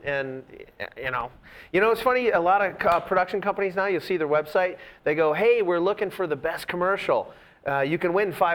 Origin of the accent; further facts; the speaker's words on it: Boston, Massachusetts, United States; I'm from Boston